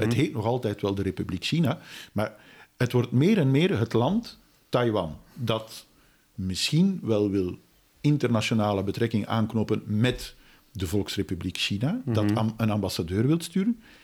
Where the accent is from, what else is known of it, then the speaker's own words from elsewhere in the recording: Belgium; wij als Belgen